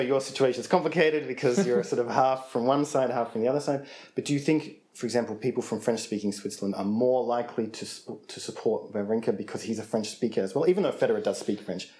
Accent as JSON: {"language": "English", "town": "Sydney", "region": "New South Wales", "country": "Australia"}